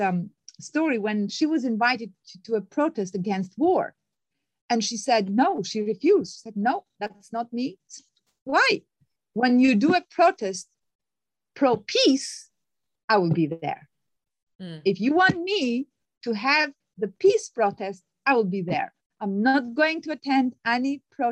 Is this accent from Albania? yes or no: yes; Albania; moved away; I'm originally from Albania